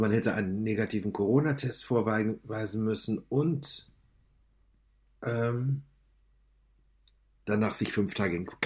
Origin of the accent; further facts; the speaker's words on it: Schleswig-Holstein, Germany; dass es nicht möglich ist, nach Dänemark einzureisen, selbst nicht als Schleswig-Holsteiner.